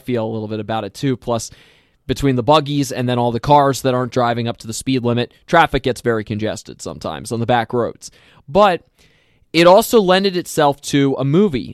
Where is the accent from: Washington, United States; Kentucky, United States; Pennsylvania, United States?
Pennsylvania, United States; Lancaster County; moved away; also born or lived in Minnesota; I come from Pennsylvania and that I'm from the Lancaster County area